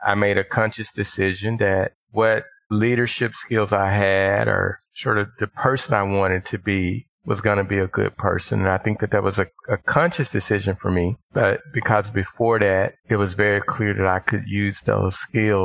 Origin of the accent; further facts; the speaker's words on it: Little Rock, Arkansas, United States; I grew up in Little Rock, Arkansas